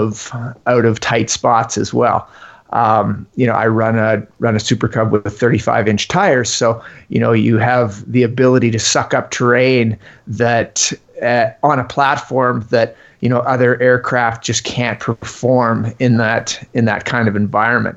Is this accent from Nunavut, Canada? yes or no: no; Ontario, Canada; now in Yukon, Canada; I grew up in Ontario, so which is 6,000 kilometers from here.